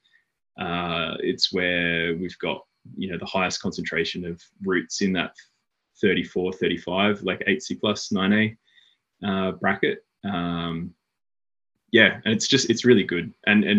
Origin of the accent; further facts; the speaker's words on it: Brisbane, Queensland, Australia; moved away as an adult; now in Blue Mountains, Australia; I grew up in Brisbane, which is now 1,000 kilometres north of where I now live in the Blue Mountains.